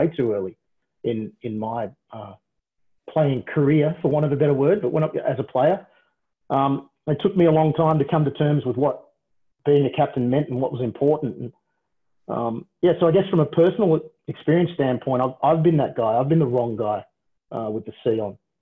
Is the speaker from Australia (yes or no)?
yes; Australia; a Australian born and raised guy